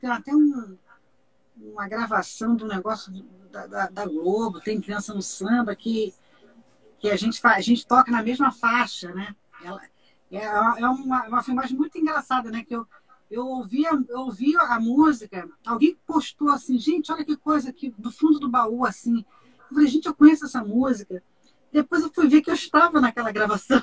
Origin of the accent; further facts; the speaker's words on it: Barbacena, Minas Gerais, Brazil; quando eu era criança pequena lá em Barbacena